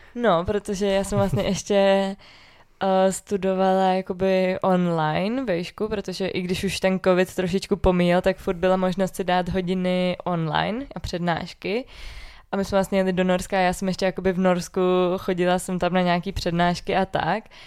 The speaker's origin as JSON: {"language": "Czech", "area": "Orlické hory", "region": "Hradec Králové Region", "country": "Czechia", "also_born_or_lived": "Prague", "said": "i když jsme jakoby tady z Orlických hor oba dva"}